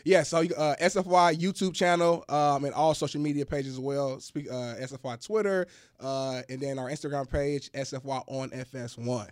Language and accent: English; Indianapolis, Indiana, United States; I'm from Indianapolis